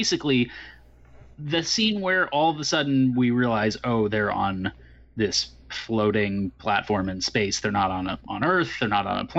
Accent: California, United States; I growing up in California

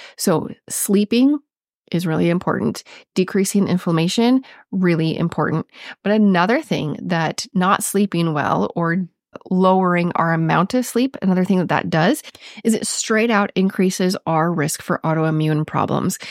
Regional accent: Minnesota, United States; accent: Minnesotan; my Minnesotan accent

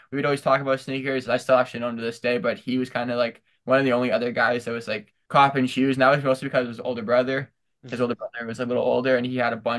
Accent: Kitchener, Ontario, Canada; born or raised there

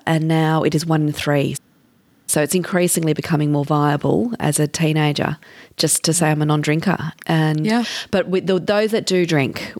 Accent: Canberra, Australian Capital Territory, Australia; moved away as an adult; also born or lived in Sydney; I grew up in Canberra, but I was a lawyer in Sydney

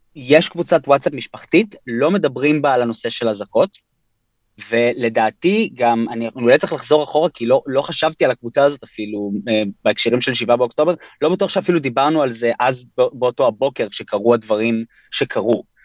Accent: Tel Aviv, Tel Aviv District, Israel; also born or lived in New York, United States; אני בן 31, גדלתי בתל אביב. נולדתי בניו יורק להורים ישראלים, אבל בגיל שנתיים וקצת עלינו לארץ

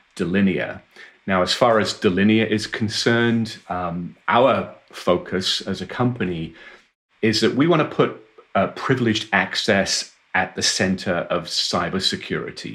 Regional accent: Wales, United Kingdom; I was born and raised in Wales in the United Kingdom, and I went to university there

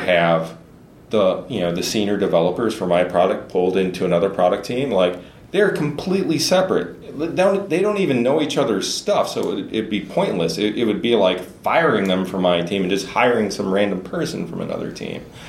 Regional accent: Southern Illinois, United States; moved away as an adult; also born or lived in Boston area / Silicon Valley; now in Minnesota, United States; I come from Southern Illinois

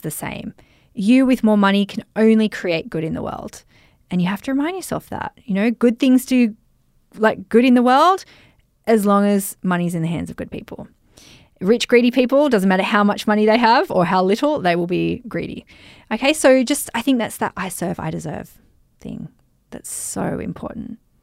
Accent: Germany; I'm from Germany and I'm a social media marketing mentor

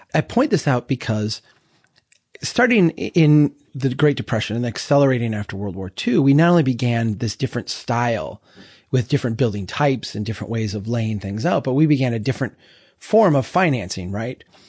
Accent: central Minnesota, United States; my hometown here in central Minnesota

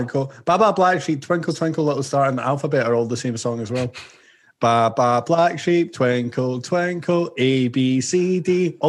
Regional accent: Scotland, United Kingdom; now in Australia; I'm Scottish

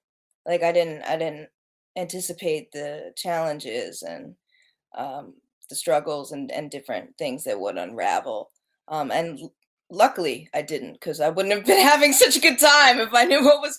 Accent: Baltimore County, Maryland, United States; I'm from Baltimore area. I've lived in a bunch of areas. Throughout the Baltimore area. I grew up in, I guess, Baltimore County.

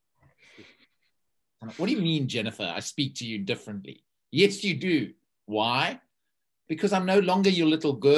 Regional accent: South Africa; now in East Horsley, United Kingdom; a South African who lives in a little village in Surrey in East Horsley.

